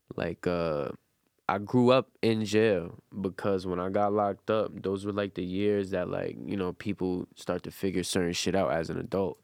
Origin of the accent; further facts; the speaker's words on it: New York City, New York, United States; I'm from Brooklyn